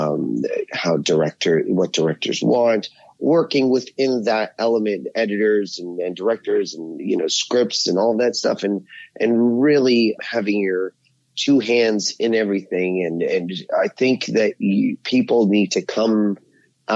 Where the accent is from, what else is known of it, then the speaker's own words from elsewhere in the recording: Ottawa, Ontario, Canada; I'm originally from Canada. I grew up in Ottawa, Ontario, which is the nation's capital